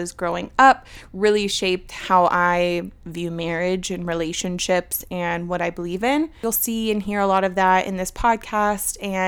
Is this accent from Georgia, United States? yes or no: yes; Georgia, United States; also born or lived in Virginia; I was born in Virginia, and when I was 5, I moved here to Georgia.